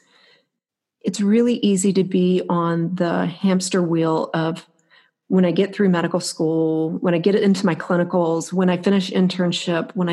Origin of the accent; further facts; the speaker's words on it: Florida, United States; moved away as an adult; now in Alaska, United States; I was born and raised in Florida